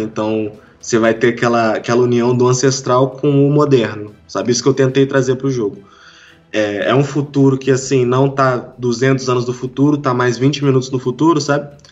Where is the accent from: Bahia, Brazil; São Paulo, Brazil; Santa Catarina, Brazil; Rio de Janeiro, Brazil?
Rio de Janeiro, Brazil; Volta Redonda; Eu sou do, do interior do Rio de Janeiro, cara, Volta Redonda